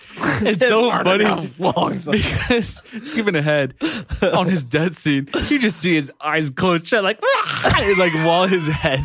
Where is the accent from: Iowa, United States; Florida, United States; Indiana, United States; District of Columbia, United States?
Florida, United States; We're from Florida.